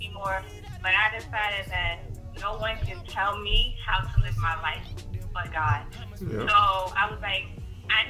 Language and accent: English; New York City, New York, United States; also born or lived in South Carolina; now in Washington, D.C., United States; I am from Brooklyn